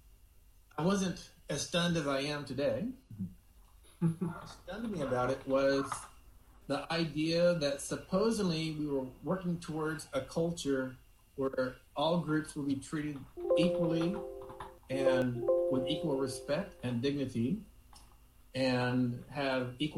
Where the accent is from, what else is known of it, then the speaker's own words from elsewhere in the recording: Houston, Texas, United States; I was born in 1960 in Houston, Texas